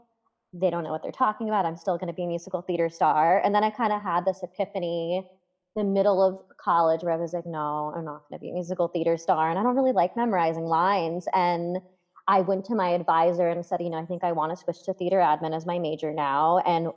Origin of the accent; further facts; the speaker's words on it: Fair Lawn, New Jersey, United States; I'm from a town called Fairlawn, New Jersey